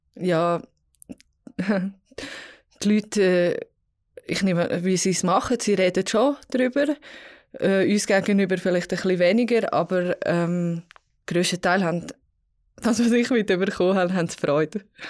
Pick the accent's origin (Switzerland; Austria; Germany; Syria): Switzerland; Vals, Graubünden; ich bin jetzt Pfalz aufgewachsen